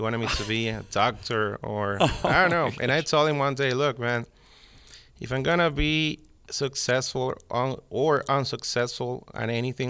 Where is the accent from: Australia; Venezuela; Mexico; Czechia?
Venezuela; born or raised there; also born or lived in Miami, United States; now in Nashville, United States